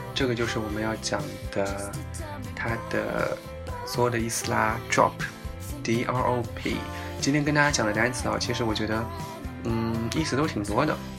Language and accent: Chinese; China; 我们中国人